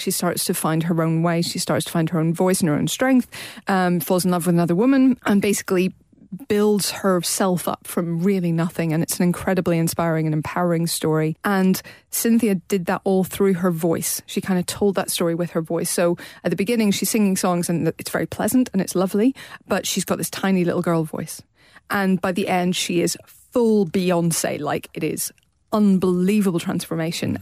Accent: Northern Ireland, United Kingdom; me as a Northern Irish person

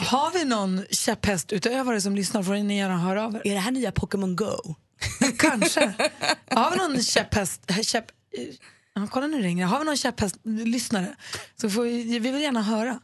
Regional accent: Luleå, Norrbotten County, Sweden; born or raised there

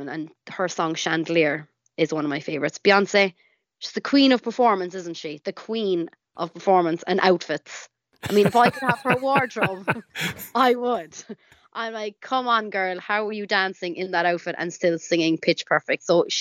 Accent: Cork, Munster, Ireland; growing up in Ireland

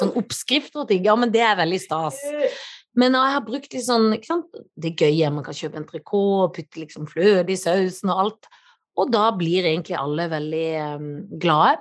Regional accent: Kristiansand, Agder, Norway; siden jeg er fra Kristiansand. Ja, det må man ha når man er fra bibelbeltet sjøl

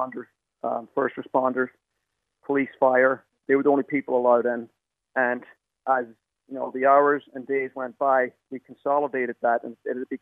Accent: County Donegal, Ireland; moved away as an adult; also born or lived in United States / New York City; now in New York, United States; I did my national school at Dewish National School, and I did my Leaving Cert at Northern Vocational School in Donegal.

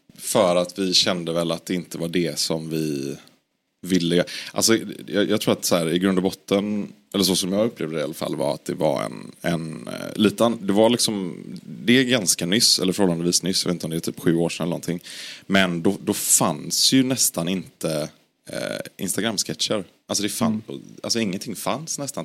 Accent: Gothenburg, Västra Götaland, Sweden; jag är från Göteborg

